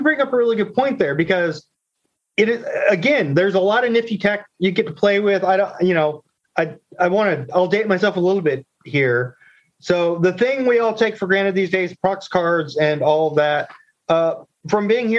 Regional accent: Fayetteville, North Carolina, United States; Just to really date myself here, I grew up in Fayetteville, North Carolina. My dad was in the Air Force. So Fort Bragg, Pope Air Force Base.

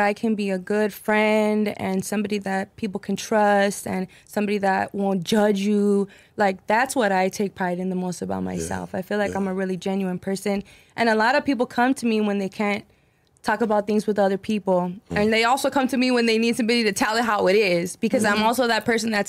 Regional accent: El Paso, Texas, United States; I'm from El Paso, Texas

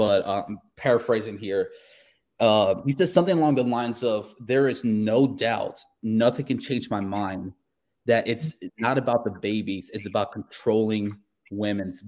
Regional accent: South Carolina, United States; I'm an atheist that was, you know, born and raised in South Carolina

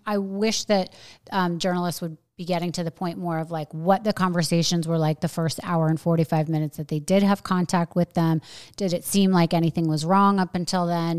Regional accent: New York, United States; moved away as an adult; now in Florida, United States; I'm really a New Yorker

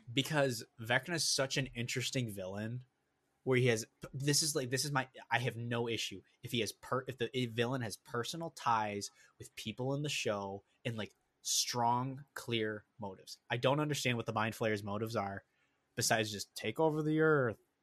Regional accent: Minnesota, United States; also born or lived in Wisconsin; we grew up in Minnesota

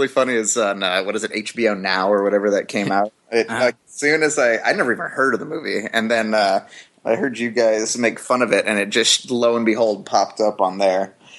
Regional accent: Kauai, Hawaii, United States; I grew up on Kauai

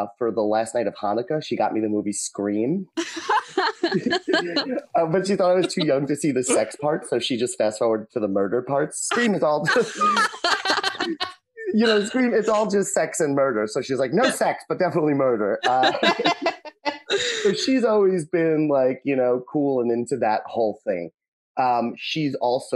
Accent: Hampton Bays, New York, United States; Hampton Bays, where I'm from, my hometown

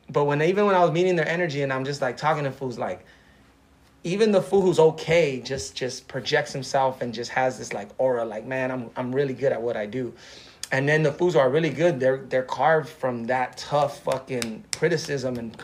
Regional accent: Los Angeles, California, United States; born or raised there

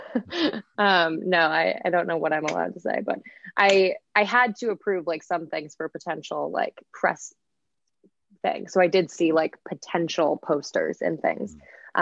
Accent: Midwest, United States; now in East Coast, United States; I grew up in the Midwest in a town like I would say pretty pretty similar to to like a Haddonfield type

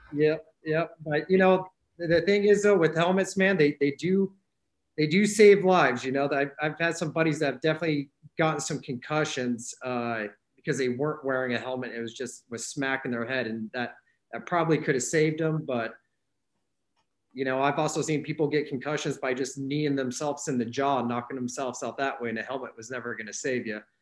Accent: Glenwood Springs, Colorado, United States; moved away as an adult; also born or lived in Olympia, Washington; now in Leavenworth, United States; originally from uh, uh, the Glenwood Springs area in Colorado. That's where I grew up

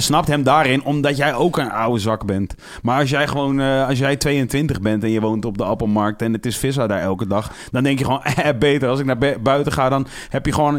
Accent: Amersfoort, Utrecht, Netherlands; Ik kom uit Amersfoort

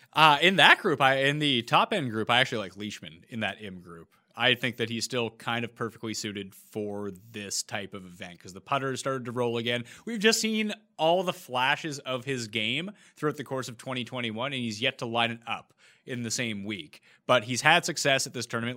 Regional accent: Canada; we're both Canadian

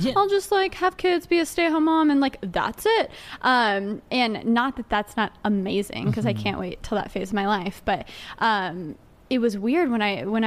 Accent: Grapevine, Texas, United States; moved away as an adult; now in New York City, United States; I born and raised in Texas, and I ended up moving to New York City about 3 years ago

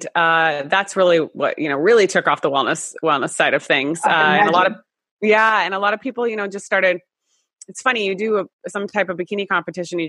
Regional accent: South Dakota, United States; moved away as an adult; also born or lived in Los Angeles, California; now in California, United States; I'm originally from South Dakota. I know, no one knows anyone from South Dakota. But, and I moved to LA when I was 19

